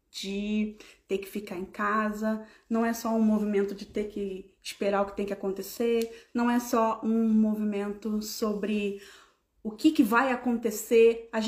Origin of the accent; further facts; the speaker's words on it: Rio de Janeiro, Brazil; 12, porque eu sou bem carioca, né?